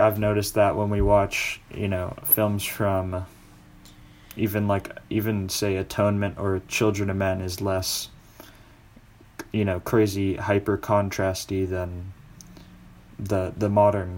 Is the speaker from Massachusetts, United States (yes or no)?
yes; Boston, Massachusetts, United States; moved away; I was born in Boston